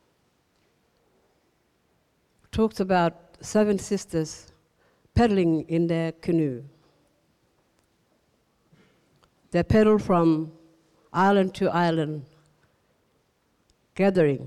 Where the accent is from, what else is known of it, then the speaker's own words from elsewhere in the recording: Gumatj clan country, Northern Territory, Australia; we are Kumaj people. We come from the Kumaj clan